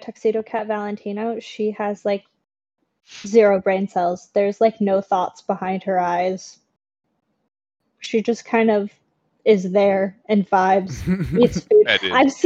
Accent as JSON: {"language": "English", "region": "Oregon", "country": "United States", "tie": "born or raised there", "said": "I was born and raised in Oregon."}